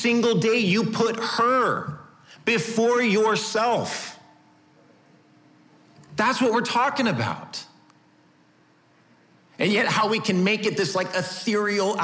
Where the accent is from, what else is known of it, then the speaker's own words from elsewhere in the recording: United States; us as American citizens